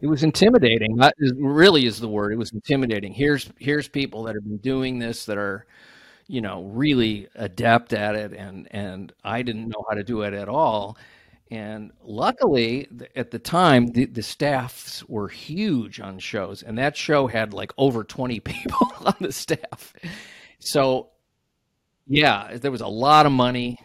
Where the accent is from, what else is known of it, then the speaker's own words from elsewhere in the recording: Ohio, United States; I grew up in Ohio